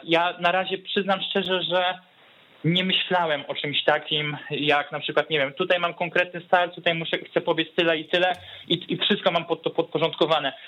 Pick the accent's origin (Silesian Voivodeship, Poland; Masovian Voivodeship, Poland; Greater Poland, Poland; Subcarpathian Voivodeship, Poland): Masovian Voivodeship, Poland; Warsaw; now in Pomerania, Poland; pochodzę z, z Warszawy, tu się wychowałem